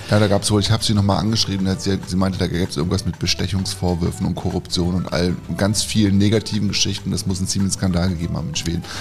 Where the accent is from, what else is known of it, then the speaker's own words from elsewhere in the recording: Herne, North Rhine-Westphalia, Germany; Ich bin nicht nur ein Kind des Ruhrgebiets, sondern supporte den SV Sodingen auch hin und wieder bei Spielen in der Westfalenliga